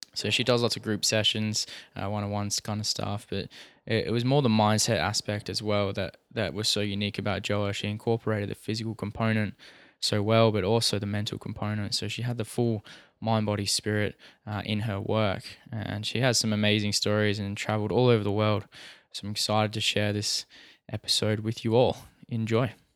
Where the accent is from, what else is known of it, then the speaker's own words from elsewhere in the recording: Perth, Western Australia, Australia; I'm from Perth.